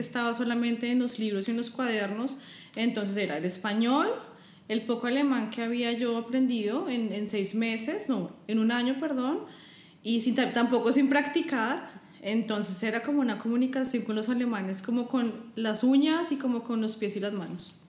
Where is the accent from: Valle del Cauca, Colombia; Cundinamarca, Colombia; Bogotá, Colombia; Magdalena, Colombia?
Bogotá, Colombia; moved away as an adult; also born or lived in Frankfurt, Germany; now in Germany; yo vengo de Bogotá, estoy acostumbrada al frío